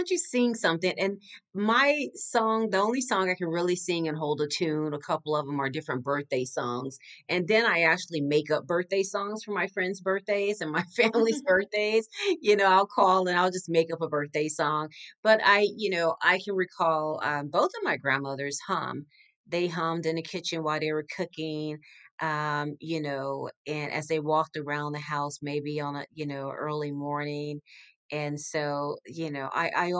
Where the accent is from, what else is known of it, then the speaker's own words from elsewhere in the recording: Galveston, Texas, United States; also born or lived in Northern California / Miami; now in Houston, United States; I grew up in Galveston, Texas, about 40 miles outside of Houston, Texas, where I reside now